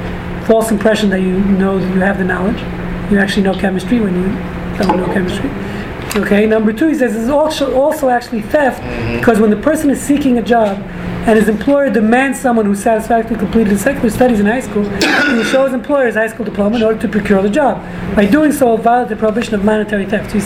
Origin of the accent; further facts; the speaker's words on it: New York City, New York, United States; moved away; I grew up in New York City, in case you didn't figure out the accent. Brooklyn, New York, actually.